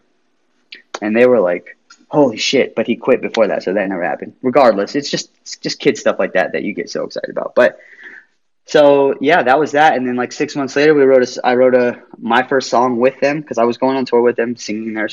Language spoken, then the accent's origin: English; United States; moved away; also born or lived in Las Vegas, Nevada / California / East Coast; I was raised in like Las Vegas and California and surrounding areas like